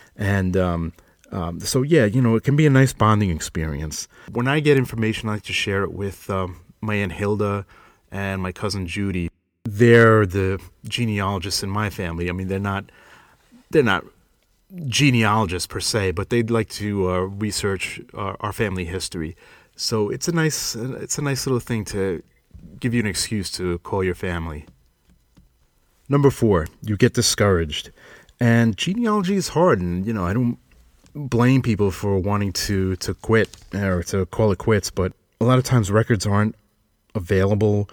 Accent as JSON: {"language": "English", "area": "Long Island", "region": "New York", "country": "United States", "accent": "Long Islander", "moved": "yes", "said": "I'm originally from Long Island, New York. So we say ant"}